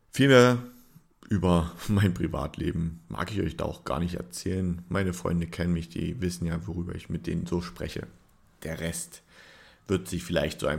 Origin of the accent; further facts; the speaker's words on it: Saxony, Germany; Das Ärgert mich ein bisschen gerade so als Sachse, wo ich doch schon mal vorhatte, das ein oder andere Spiel nochmal anzuschauen.